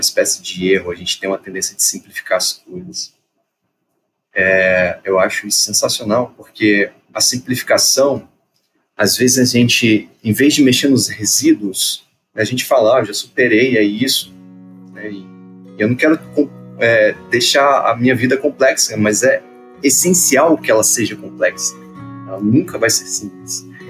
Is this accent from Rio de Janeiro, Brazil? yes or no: yes; Petrópolis, Rio de Janeiro, Brazil; moved away; eu sou de Petrópolis, vivi lá há muito tempo, 13 anos da minha vida